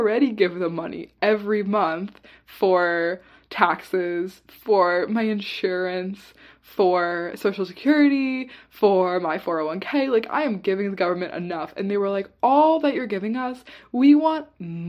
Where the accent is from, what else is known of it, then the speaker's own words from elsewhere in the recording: Virginia, United States; now in Washington, D.C., United States; being from Virginia